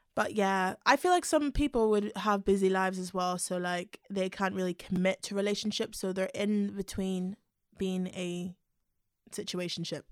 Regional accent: Belfast, Northern Ireland, United Kingdom; moved away; also born or lived in London; I'm from a little town called Belfast in Northern Ireland.

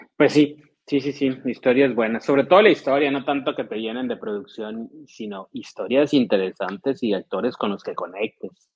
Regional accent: Ciudad Obregón, Sonora, Mexico; moved away; claro que estoy re bien acá en mi tierra. Saludos desde Ciudad Obregón, Sonora

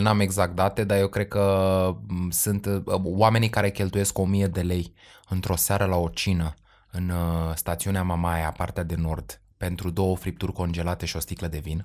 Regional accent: Romania; noi cu toții ca români

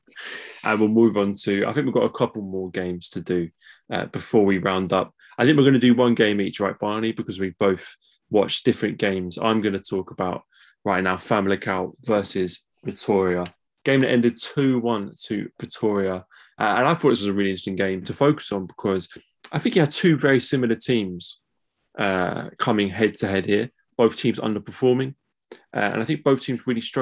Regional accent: England, United Kingdom; as an English guy doing a Portuguese football podcast

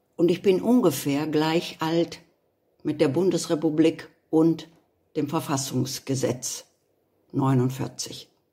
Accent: Germany; dass ich Deutsche bin.

